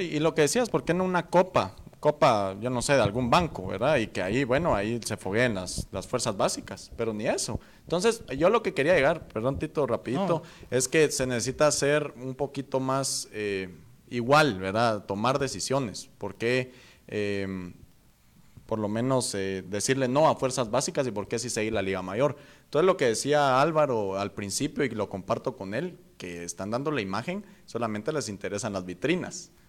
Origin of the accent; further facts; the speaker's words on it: Guatemala; aquí es el lugar donde yo nací